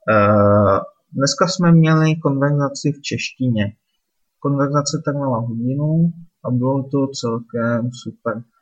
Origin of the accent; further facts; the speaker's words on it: Litvínov, Ústí nad Labem Region, Czechia; moved away; zítra večer po práci hned jedu domů do Litvínova, jedu se podívat za rodiči